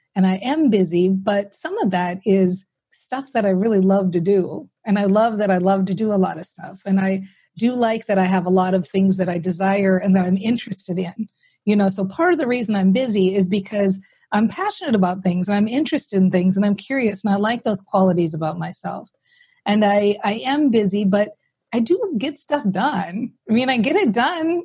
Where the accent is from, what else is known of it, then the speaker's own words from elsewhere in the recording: Minnesota, United States; i'm very practical from Minnesota, right? So we're very practical people here